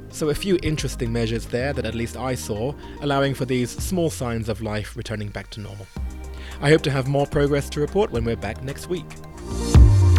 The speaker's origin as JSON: {"language": "English", "country": "United Kingdom", "said": "I'm a Brit"}